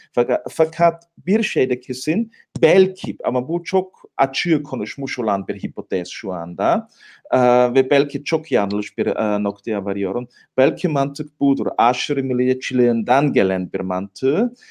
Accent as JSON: {"language": "Turkish", "region": "Tyrol", "country": "Austria", "said": "ben de Tiroluyum."}